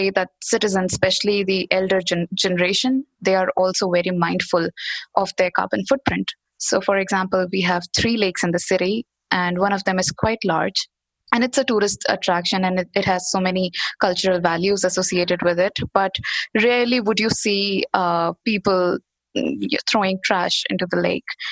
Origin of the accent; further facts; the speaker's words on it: Bhopal, Madhya Pradesh, India; I'm in India. I'm in my hometown, Bhopal, which is the central part of the country.